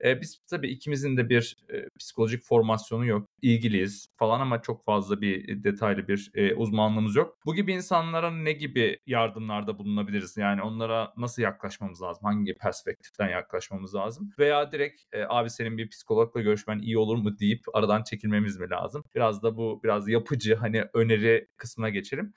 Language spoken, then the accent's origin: Turkish; Turkey; moved away; bir Türk olarak yani Türkiye ile hem hal olan bir Türk olarak